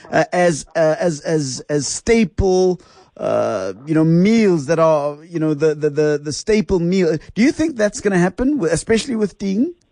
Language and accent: English; Pretoria, Gauteng, South Africa; I'm from Pretoria, and, and you know yeah. we live on that stuff.